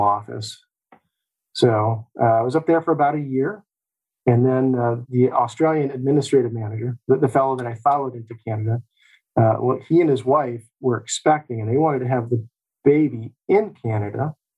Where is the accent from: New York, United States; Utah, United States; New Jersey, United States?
New York, United States; Olean; My story begins here in Olean. I was born and raised here in Western New York. I attended elementary and high school right here in town